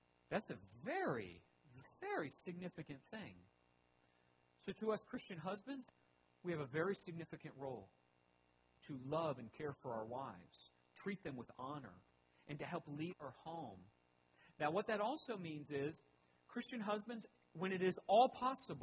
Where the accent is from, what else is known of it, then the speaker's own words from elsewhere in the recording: United States; I am American first and foremost